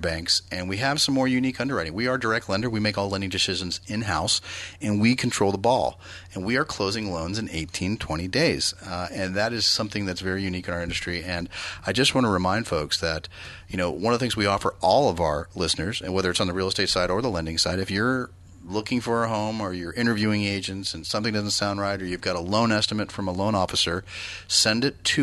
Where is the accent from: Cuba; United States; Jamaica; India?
United States; Bay Area, California; I grew up in the Bay Area